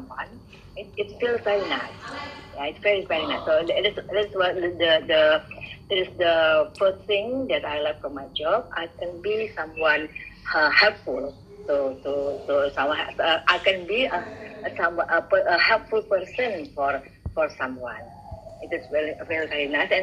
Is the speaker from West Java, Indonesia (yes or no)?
yes; Bandung, West Java, Indonesia; English is a second language; moved away as an adult; now in Surabaya, Indonesia; I'm from Bandung, and I work in Surabaya after my graduation as a psychologist